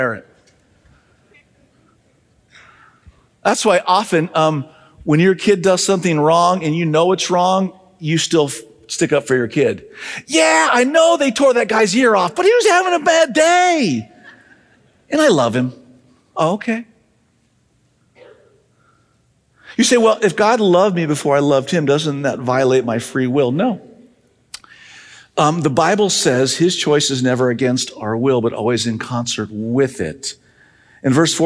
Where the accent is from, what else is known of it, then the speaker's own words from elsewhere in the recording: Southern California, United States; As a high schooler, growing up in Southern California in a non-religious home